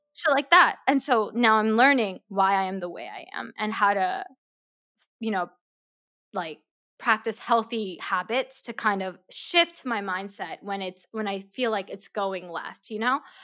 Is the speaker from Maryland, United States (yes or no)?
yes; Maryland, United States; also born or lived in South Korea; I was born in Korea, my family, uh, my mom, dad, and my older sister, we immigrated to Maryland, um, when I was six, seven years old